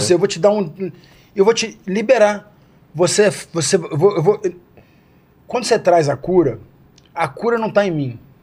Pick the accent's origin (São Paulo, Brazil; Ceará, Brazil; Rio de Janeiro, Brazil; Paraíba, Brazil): Rio de Janeiro, Brazil; Nasci no Rio